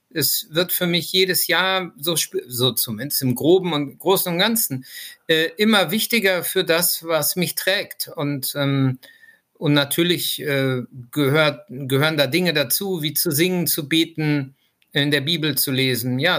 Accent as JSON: {"language": "German", "region": "Lower Saxony", "country": "Germany", "tie": "born or raised there", "said": "ja, woher stamme ich? Ähm, ich komme eigentlich aus Niedersachsen, da bin ich aufgewachsen, wurde dann aber von den Grünen Nordrhein-Westfalen nach langem Engagement in der Zivilgesellschaft adoptiert"}